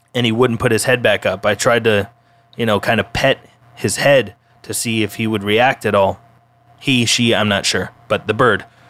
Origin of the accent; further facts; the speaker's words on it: Colorado, United States; my home state, Colorado